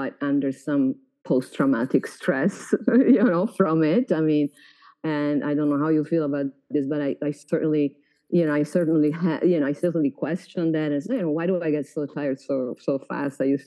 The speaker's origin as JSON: {"language": "English", "town": "Florence", "region": "Tuscany", "country": "Italy", "tie": "born or raised there", "second_language": "English", "moved": "yes", "said": "I grew up in Florence."}